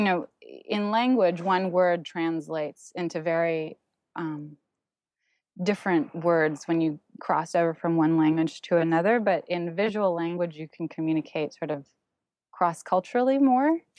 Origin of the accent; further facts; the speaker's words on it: Toronto, Ontario, Canada; first language German; English is a second language; moved away as an adult; also born or lived in Berlin, Germany / Santa Cruz, California; now in New York City, United States; where I was gr-, growing up in Toronto.